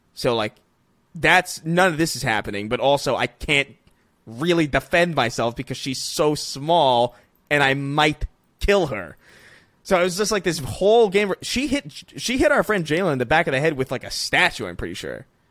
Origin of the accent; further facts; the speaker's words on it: New York, United States; growing up in New York